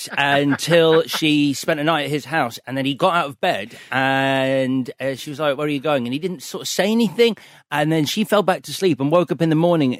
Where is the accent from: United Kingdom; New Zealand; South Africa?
United Kingdom; Leeds, Yorkshire and the Humber; the house I grew up in Leeds.